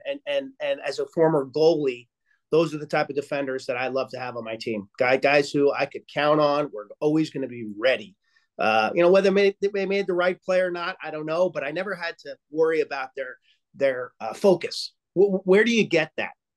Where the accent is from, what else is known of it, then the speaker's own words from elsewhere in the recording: Lynbrook, New York, United States; I'm from Lynbrook, Long Island